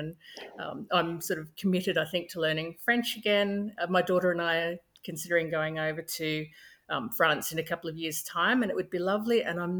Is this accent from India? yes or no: no; Australia; first language English; I grew up in Australia in a small country town. My parents were actually immigrants from South Africa and the Netherlands, but we didn't speak any language other than English at home, a couple of words, nothing significant. And I did mandatory French at high school